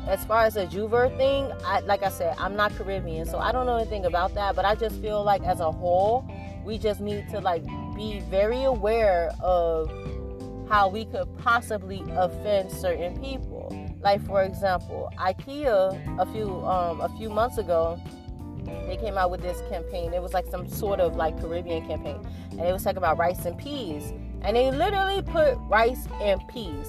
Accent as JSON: {"language": "English", "town": "Miami", "region": "Florida", "country": "United States", "said": "I come from Miami, Florida"}